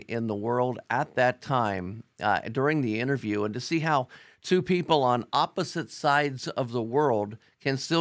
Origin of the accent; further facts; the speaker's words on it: Cincinnati, Ohio, United States; I'm from Cincinnati